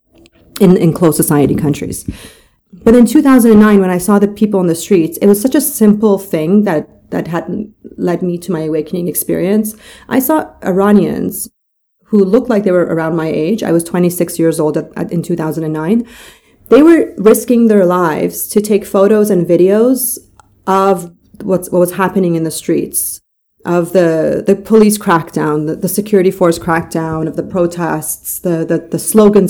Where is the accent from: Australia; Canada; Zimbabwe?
Canada; Toronto, Ontario; also born or lived in Mashhad, Iran; I grew up in Canada. So I left in 1989 from Mashhad, Iran, with my mom and dad and my brother. And we moved to Toronto, Canada in 1989